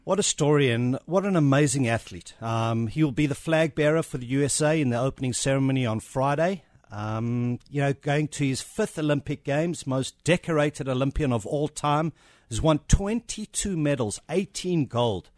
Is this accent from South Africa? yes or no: yes; South Africa; accent: South African; moved away